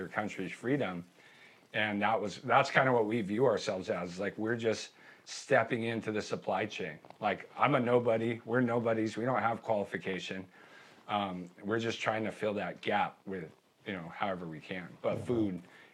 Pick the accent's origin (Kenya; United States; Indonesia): United States; I'm an American